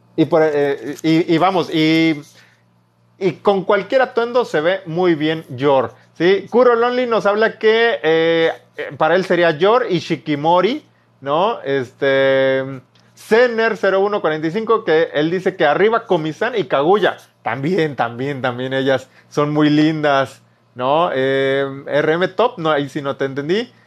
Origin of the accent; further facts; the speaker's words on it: Veracruz, Mexico; Soy jarocho.